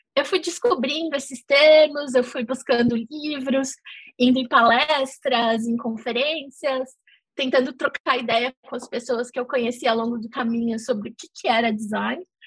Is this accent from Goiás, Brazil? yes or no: no; São Paulo, Brazil; moved away as an adult; also born or lived in Netherlands; now in London, United Kingdom; eu sou de São Paulo.